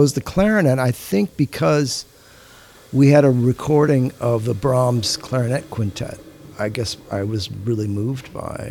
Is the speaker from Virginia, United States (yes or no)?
no; Los Angeles, California, United States; I was born in Los Angeles, California. I was lucky enough to grow up in a house with a lot of music